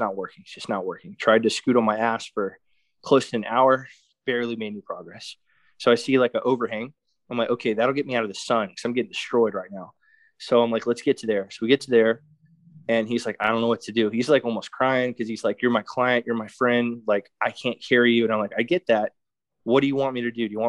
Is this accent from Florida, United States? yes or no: yes; Florida, United States; I'm from Florida.